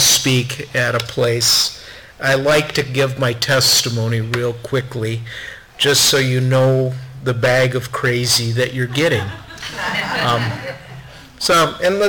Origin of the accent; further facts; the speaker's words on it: Minnesota, United States; I grew up here in Minnesota